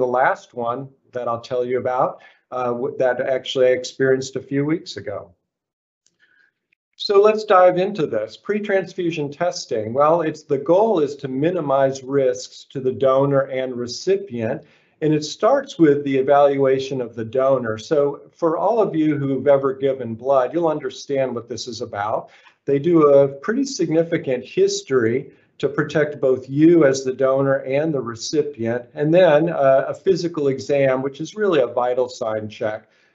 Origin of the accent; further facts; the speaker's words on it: Arkansas, United States; moved away as an adult; also born or lived in Philadelphia, Pennsylvania / Memphis, Tennessee / Los Angeles, California; I'm from Arkansas, of all places, and that's where I went to medical school